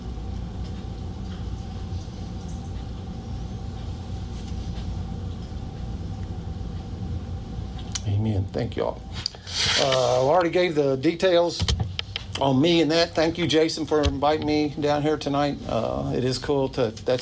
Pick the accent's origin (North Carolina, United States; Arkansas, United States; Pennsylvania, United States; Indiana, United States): Indiana, United States; New Albany; I'm from New Albany